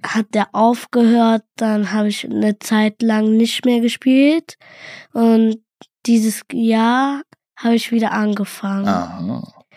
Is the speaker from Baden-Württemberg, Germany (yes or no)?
no; Cologne, North Rhine-Westphalia, Germany; ich bin in Köln geboren